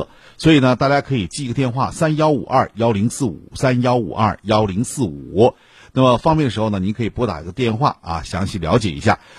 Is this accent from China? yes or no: yes; Northeast China, China; 咱们东北人